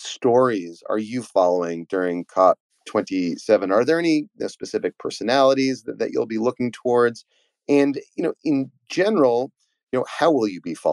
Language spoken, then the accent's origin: English; United States